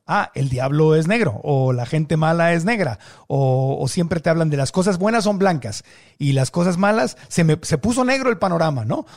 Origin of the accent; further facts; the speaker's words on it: Mexico; Yo nací en el México de 1969